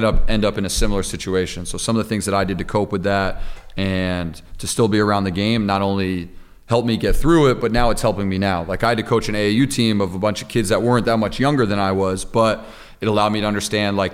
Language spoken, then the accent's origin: English; Pine Plains, New York, United States; playing high school basketball in Pine Plains